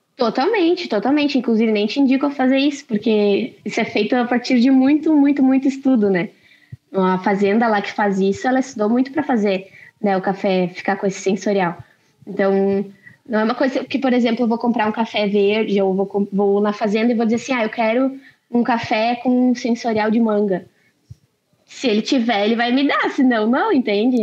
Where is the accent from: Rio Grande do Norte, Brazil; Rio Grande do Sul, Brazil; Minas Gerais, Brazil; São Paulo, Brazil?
Rio Grande do Sul, Brazil; Lajeado; sou de Lajado